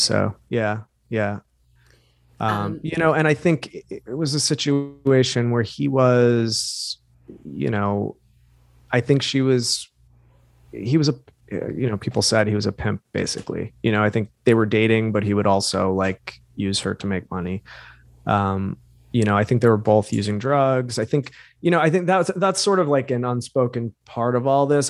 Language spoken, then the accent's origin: English; New York, United States; some kid from new york with glasses